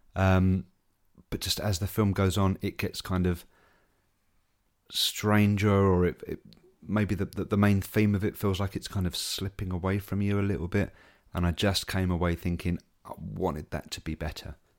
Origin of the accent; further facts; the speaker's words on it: England, United Kingdom; as an Englishman